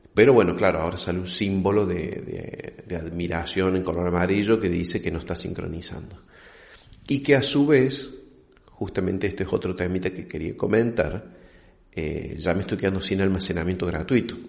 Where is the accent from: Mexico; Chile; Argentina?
Argentina; como buen argentino